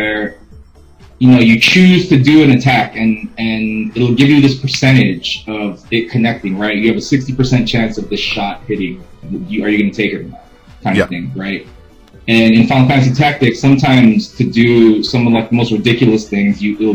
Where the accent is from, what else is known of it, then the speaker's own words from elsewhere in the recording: Los Angeles, California, United States; I'm from Los Angeles